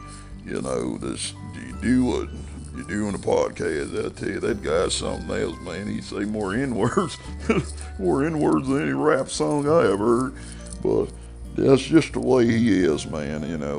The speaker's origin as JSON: {"language": "English", "region": "Ohio", "country": "United States", "said": "I'm just a down-home boy here from old, you know, I'm from the Hocking Hills of Ohio."}